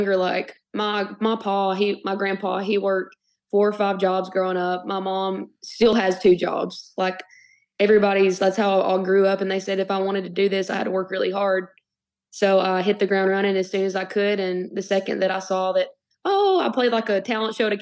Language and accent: English; Winchester, Tennessee, United States; now in Nashville, United States; I'm from Winchester, Tennessee. I grew up Southeast Tennessee, an hour and a half from Nashville